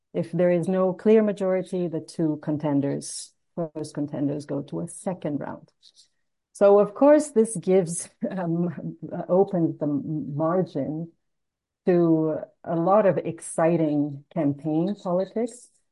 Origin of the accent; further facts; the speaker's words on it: Rio de Janeiro, Brazil; Rio de Janeiro, which is my hometown